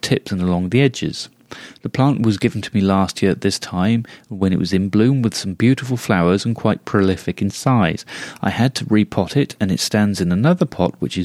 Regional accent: United Kingdom; being British

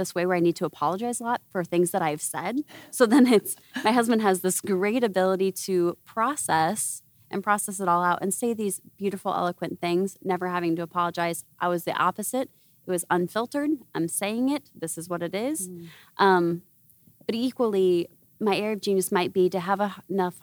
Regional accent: Iowa, United States; moved away; I'm from Iowa originally.

